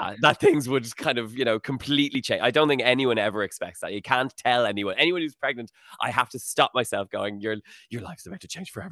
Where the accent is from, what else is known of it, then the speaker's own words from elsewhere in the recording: Howth, Leinster, Ireland; moved away as an adult; also born or lived in Sutton, Dublin / Los Angeles; I grew up in Houghton